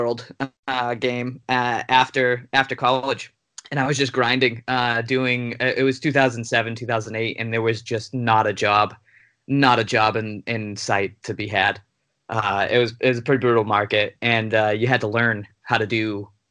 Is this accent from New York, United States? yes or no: no; Lynn, Massachusetts, United States; moved away as an adult; also born or lived in Amherst, Massachusetts; now in Los Angeles, United States; I lived and grew up in Lynn my entire life